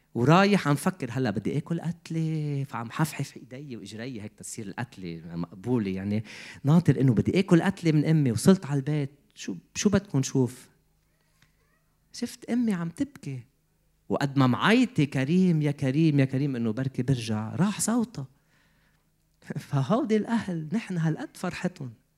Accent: Lebanon; moved away as an adult; also born or lived in Canada; بدي فل من لبنان

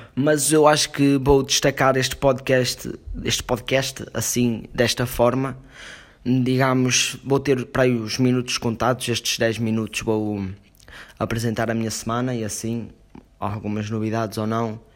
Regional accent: Portugal

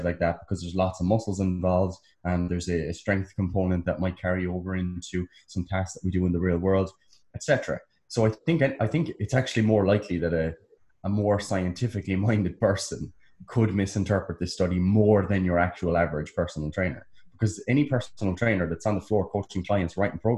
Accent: United States; I'm American.

